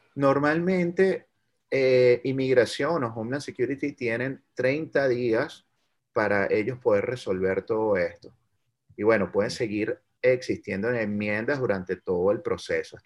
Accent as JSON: {"language": "Spanish", "country": "Venezuela", "moved": "yes", "lives_now": "United States", "said": "el venezolano, nosotros como comunidad venezolana, no solo dentro de los Estados Unidos"}